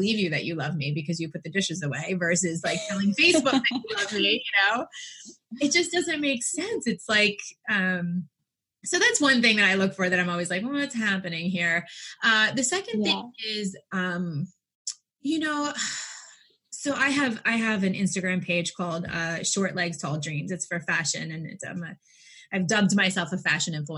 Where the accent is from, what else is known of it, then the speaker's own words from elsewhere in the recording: New York, United States; I'm from New York